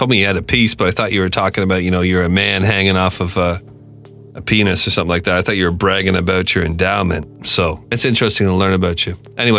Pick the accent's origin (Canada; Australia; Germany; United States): Canada; Like, I'm from Canada, right?